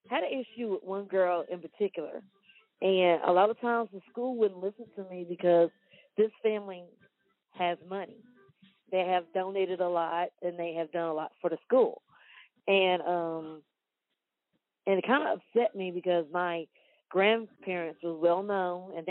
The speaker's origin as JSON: {"language": "English", "town": "Wortham", "region": "Texas", "country": "United States", "tie": "born or raised there", "said": "I grew up in Wortham. I graduated from Wortham."}